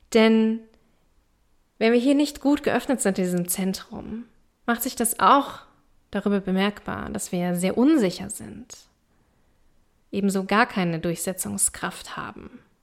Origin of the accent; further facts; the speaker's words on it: East Germany, Germany; ich komme aus Ostdeutschland. Ich komme aus einer kleinen Stadt im Osten.